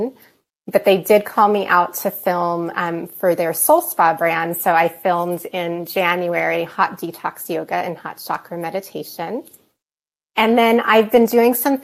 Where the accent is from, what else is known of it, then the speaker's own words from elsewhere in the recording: Arizona, United States; now in Denver, United States; I live here in Denver, Colorado. I grew up in Arizona